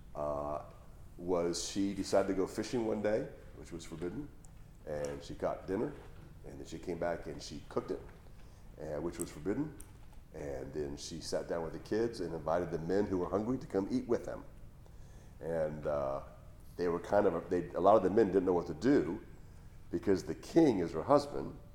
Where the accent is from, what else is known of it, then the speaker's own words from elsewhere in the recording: Hawaii, United States; moved away as an adult; I grew up in Hawaii, that's where I was living before I moved here.